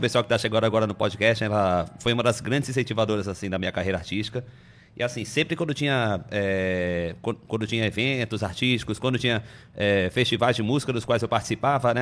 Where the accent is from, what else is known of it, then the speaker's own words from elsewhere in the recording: Salvador, Bahia, Brazil; first language Portuguese; moved away; also born or lived in Amazonas; acabei sendo registrado como nascido em Salvador, na Bahia né? Onde eu passei boa parte da minha infância, né? E da adolescência também.